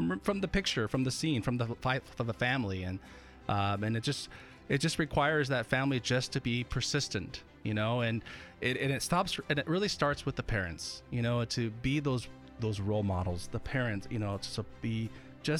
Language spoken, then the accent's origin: English; Eastern Oregon, United States; growing up in Eastern Oregon